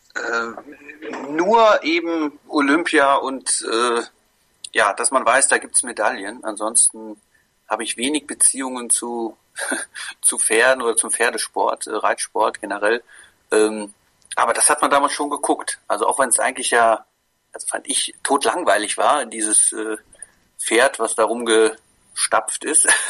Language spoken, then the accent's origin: German; Koblenz, Rhineland-Palatinate, Germany; moved away; ich komme ja ursprünglich aus Koblenz